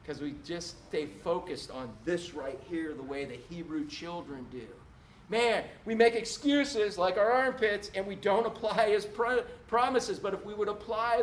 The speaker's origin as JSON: {"language": "English", "town": "Orlando", "region": "Florida", "country": "United States", "tie": "born or raised there", "said": "the big palmetto bugs we grew up with in Orlando"}